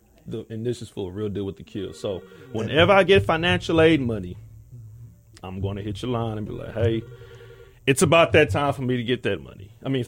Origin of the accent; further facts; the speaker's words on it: Houston, Texas, United States; I'm born and raised in Houston.